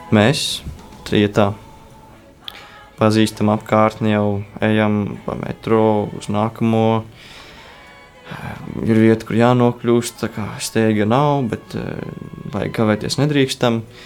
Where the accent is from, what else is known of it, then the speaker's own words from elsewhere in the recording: Latvia; mēs esam no Latvijas